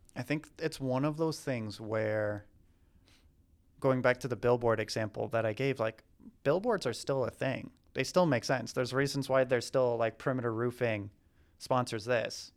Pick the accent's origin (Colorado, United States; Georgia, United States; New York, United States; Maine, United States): Maine, United States; Southern; moved away as an adult; also born or lived in Boston / Nicaragua / Amazon, South America; now in Atlanta, United States; I'm originally from Southern Maine